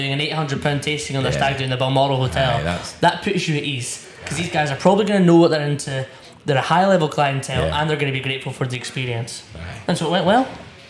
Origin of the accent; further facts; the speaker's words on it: Scotland, United Kingdom; We're Scottish. We're 24-year-old Scottish lads that love whiskey in Scotland.